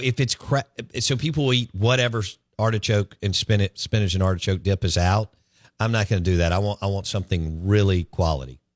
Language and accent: English; Jackson, Mississippi, United States; I grew up in Bellhaven, okay? And I grew up in that parking lot.